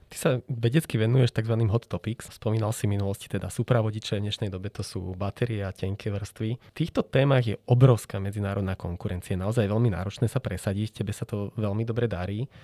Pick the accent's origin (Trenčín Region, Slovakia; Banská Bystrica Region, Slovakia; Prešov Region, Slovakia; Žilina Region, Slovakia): Žilina Region, Slovakia; Liptov; Ja sám som z Liptova